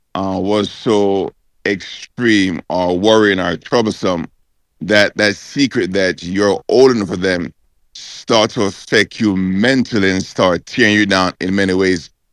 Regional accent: Jamaica; we as, as Jamaican

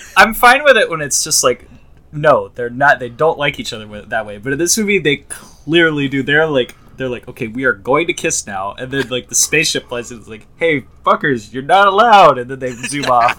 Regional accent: Florida, United States; I'm from Florida

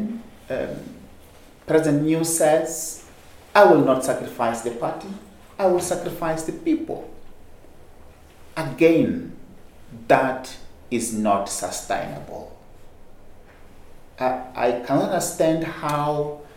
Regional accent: Mozambique

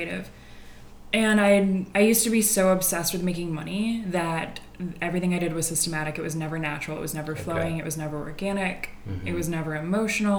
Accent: Detroit, Michigan, United States; now in Los Angeles, United States; I'm from Detroit, blue collar.

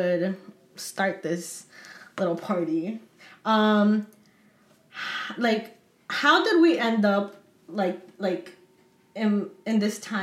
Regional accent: Atlantic City, New Jersey, United States; I'm also from Atlantic City and we also went to the same high school

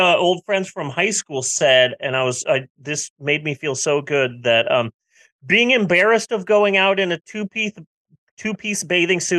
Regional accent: United States; I am an American

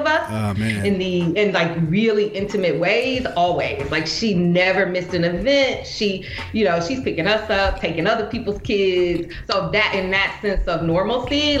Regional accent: Indianapolis, Indiana, United States; moved away as an adult; also born or lived in Marion, Indiana / Tuskegee, Alabama; I grew up in Indianapolis until 13

